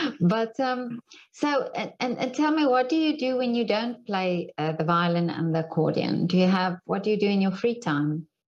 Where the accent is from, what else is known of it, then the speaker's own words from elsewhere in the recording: South Africa; now in Vienna, Austria; I'm from South Africa.